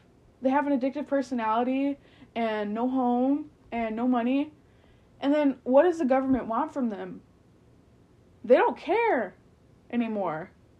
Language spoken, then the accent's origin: English; United States; I'm American and I'm so privileged